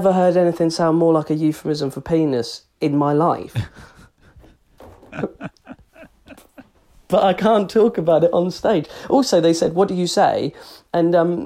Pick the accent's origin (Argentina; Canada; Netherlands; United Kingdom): United Kingdom; England; as English people, we're not aggressive